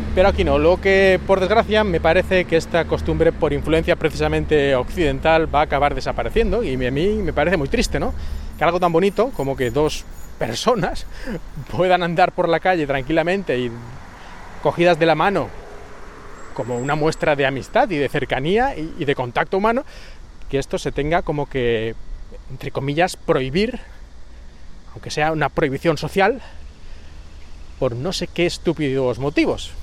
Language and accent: Spanish; Spain; moved away as an adult; also born or lived in Japan / China; now in Shanghai, China; yo soy español